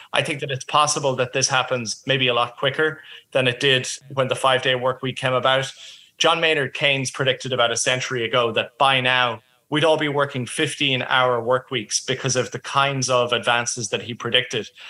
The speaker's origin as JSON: {"language": "English", "country": "Ireland", "moved": "yes", "lives_now": "Australia", "said": "I'm originally from Ireland"}